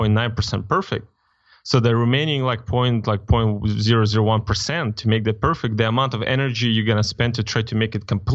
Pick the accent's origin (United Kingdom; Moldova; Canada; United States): Moldova; I mean, like I'm from Eastern Europe, right?